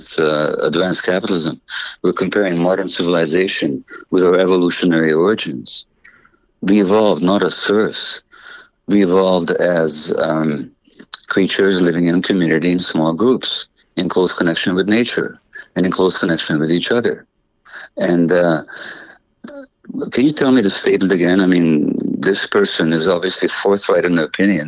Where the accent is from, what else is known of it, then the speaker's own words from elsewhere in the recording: Budapest, Hungary; I was born in January 1944 in Budapest, Hungary, to Jewish parents